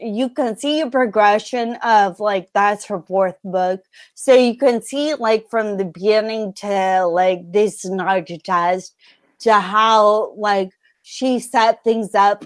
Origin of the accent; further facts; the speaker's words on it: California, United States; I wasn't born on the West Coast, I was raised in California in the 90s